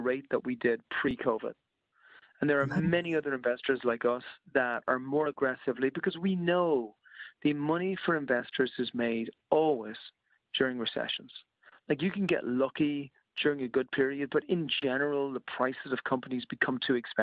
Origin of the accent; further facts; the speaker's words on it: Ireland; moved away; I'm Irish originally, and I speak to a lot of my friends back in Ireland